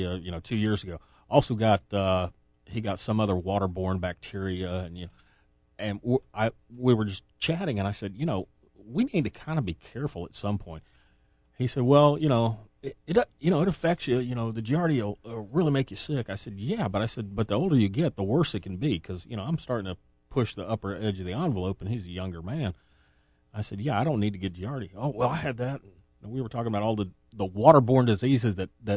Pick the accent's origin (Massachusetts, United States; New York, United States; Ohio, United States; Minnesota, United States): Massachusetts, United States; now in Tennessee, United States; my home state